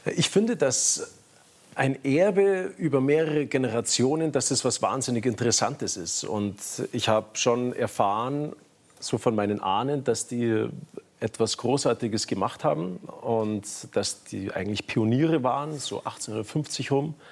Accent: Garmisch-Partenkirchen, Bavaria, Germany; bei uns in Garmisch-Partenkirchen

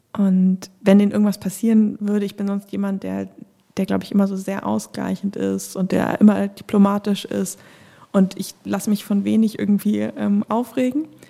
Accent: Northern Germany, Germany; ich bin in Deutschland äh, groß geworden

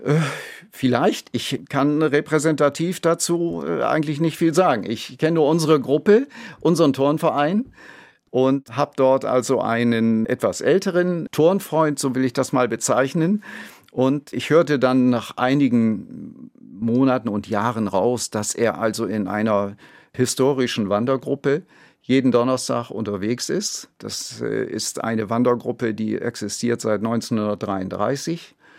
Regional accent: Bremen, Germany; Ich bin zwar gebürtiger Bremer

